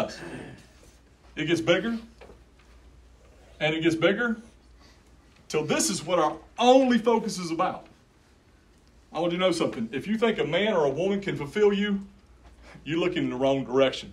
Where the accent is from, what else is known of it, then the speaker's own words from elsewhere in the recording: Yakima County, Washington, United States; I grew up in Yakima County